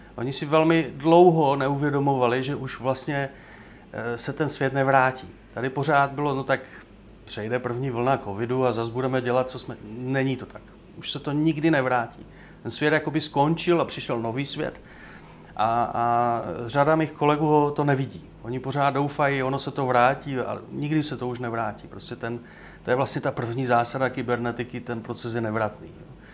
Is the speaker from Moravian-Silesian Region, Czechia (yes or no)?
yes; Ostrava, Moravian-Silesian Region, Czechia; now in Opava, Czech Republic; Já sám jsem vyrůstal v, eh, na Sleské ostravě